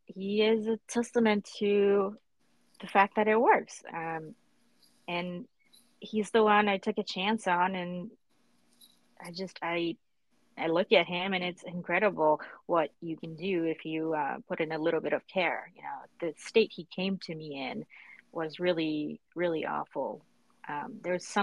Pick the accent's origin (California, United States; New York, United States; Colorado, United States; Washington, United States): New York, United States; New York City; I grew up in Brooklyn. I wasn't born here, but I did grow up here